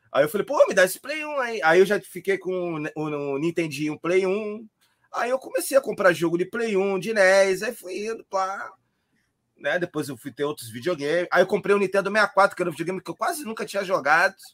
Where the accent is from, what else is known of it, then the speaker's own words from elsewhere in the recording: Rio de Janeiro, Brazil; now in Florianópolis, Brazil; eu comecei a colecionar quando eu mudei para Floripa, né? Que eu sou carioca. Eu mudei para Floripa em 2004.